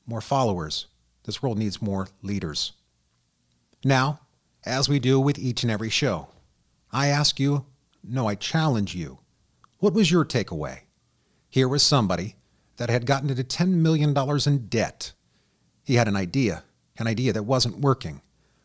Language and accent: English; United States; I was born in the United States